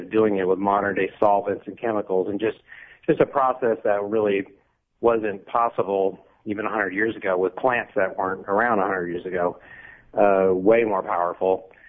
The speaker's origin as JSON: {"language": "English", "region": "Texas", "country": "United States", "lives_now": "Los Angeles, United States", "said": "You know, I'm from Texas, and it's the closest thing to Texas I've ever been to. It's like Texas of the North."}